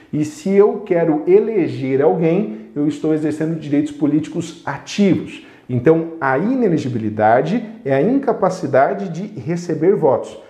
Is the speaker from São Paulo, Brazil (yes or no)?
no; western Paraná, Brazil; accent: western Paraná; o sotaque para, do oeste do Paraná